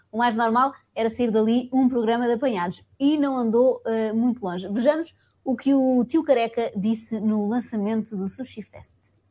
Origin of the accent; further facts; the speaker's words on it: Eiras, Coimbra District, Portugal; Eu sou daqui do Eiras